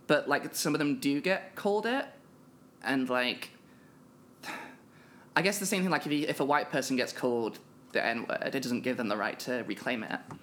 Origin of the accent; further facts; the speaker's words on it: United Kingdom; I am a British trans woman